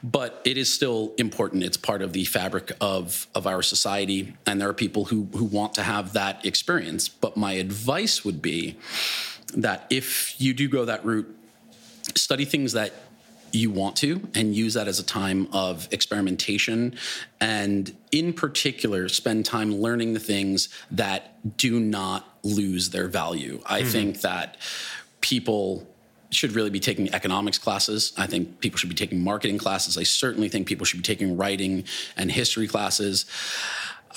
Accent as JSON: {"language": "English", "town": "Glen Cove", "region": "New York", "country": "United States", "tie": "born or raised there", "said": "I'm just a kid from Long Island"}